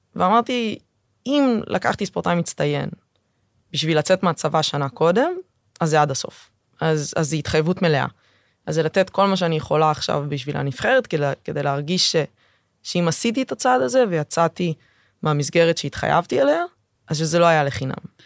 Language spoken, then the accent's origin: Hebrew; Tel Aviv, Tel Aviv District, Israel; מהשכונה שבה גדלתי. הגעתי מרמת אביב